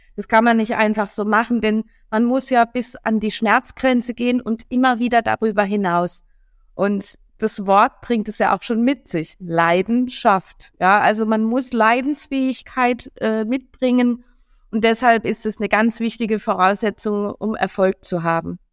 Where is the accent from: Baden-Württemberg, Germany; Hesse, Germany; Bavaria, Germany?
Baden-Württemberg, Germany; Karlsruhe; moved away as an adult; also born or lived in Hamburg; now in Berlin, Germany; Ich bin aus Karlsruhe, genau, ja. gebürtige Karlsruherin.